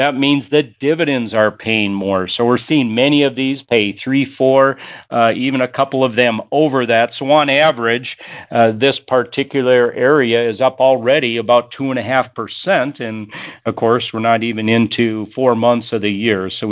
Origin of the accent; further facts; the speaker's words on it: Madison, Minnesota, United States; my hometown of Madison, Minnesota